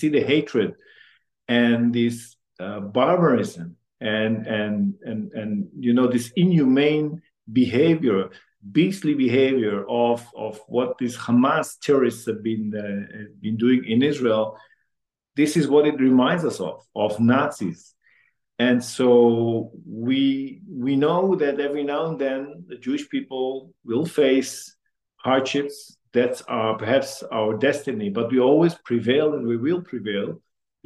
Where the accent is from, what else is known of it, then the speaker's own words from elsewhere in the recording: Amsterdam, North Holland, Netherlands; now in Ottawa, Canada; I was born in Holland and in Amsterdam. And my mother's and father's family is also from Amsterdam.